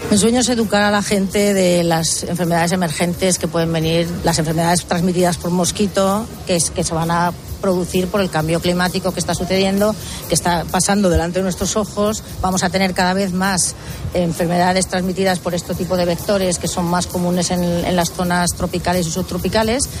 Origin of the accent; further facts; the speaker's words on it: Spain; now in New York, United States; somos laboratorios españoles en Estados Unidos